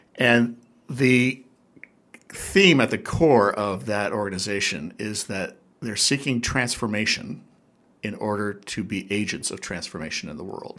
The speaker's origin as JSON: {"language": "English", "town": "Newport Beach", "region": "California", "country": "United States", "tie": "born or raised there", "moved": "yes", "lives_now": "Hawaii, United States", "said": "I, grew up at the beach actually in Southern California in SoCal as they call it ah. in the OC"}